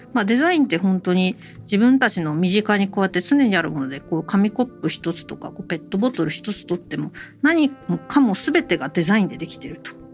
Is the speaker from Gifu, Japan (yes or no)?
no; Kanagawa, Japan; 私あの神奈川県育ち神奈川なん